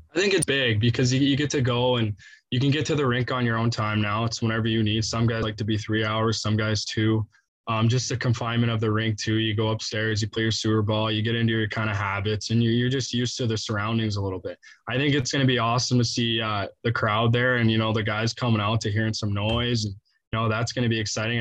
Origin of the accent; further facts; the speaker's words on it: Canada; now in St. Louis, United States; being Canadian